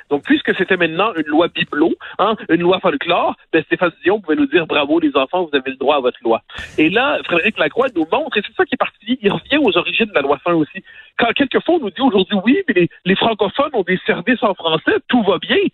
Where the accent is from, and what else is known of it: Quebec, Canada